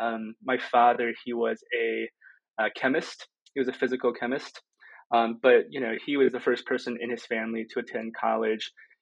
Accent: Fengyang, Shaanxi, China; born there; The province that I was born in China, Shaanxi, and Fengyang is a relatively small city in that province.

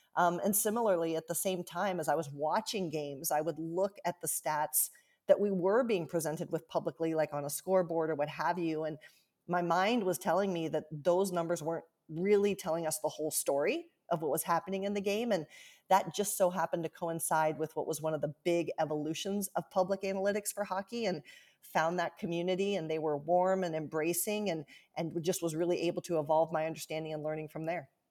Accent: Central Ohio, United States; moved away as an adult; also born or lived in Washington, D.C.; now in Seattle, United States; I grew up in Central Ohio

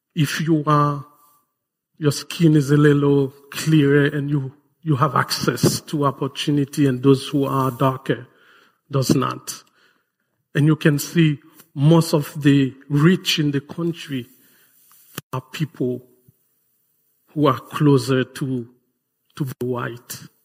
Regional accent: Haiti; moved away; my home country

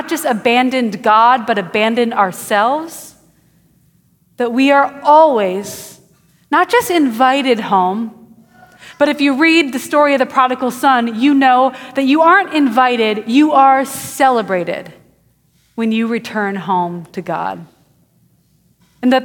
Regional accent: Wisconsin, United States; now in Houston, United States; I grew up in Wisconsin, and my family built a house when I was 3 years old. And I grew up in that house

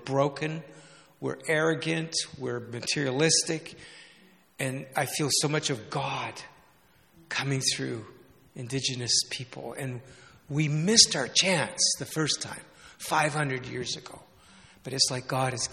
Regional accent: Canada; also born or lived in England; now in Vancouver, Canada; our own growing up in Canada

